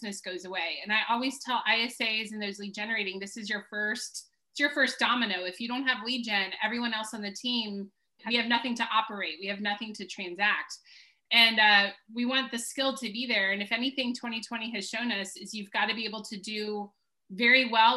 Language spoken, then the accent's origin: English; Baltimore, Maryland, United States; moved away as an adult; also born or lived in Washington, D.C. / South Carolina; I'm from Baltimore, D.C.